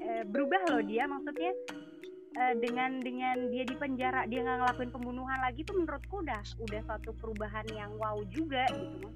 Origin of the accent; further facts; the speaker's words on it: Java, Indonesia; kita kan namanya orang Jawa saya orang Jawa gitu kan